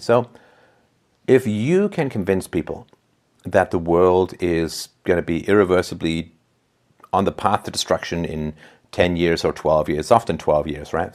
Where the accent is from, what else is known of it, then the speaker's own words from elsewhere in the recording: England, United Kingdom; I was growing up in England